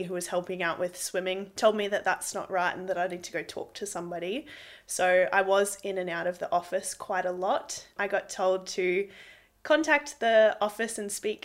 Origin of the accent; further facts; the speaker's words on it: Brisbane, Queensland, Australia; also born or lived in Amberley, Queensland; I grew up in Amberley when I started my life, and then we moved to Brisbane when I started school.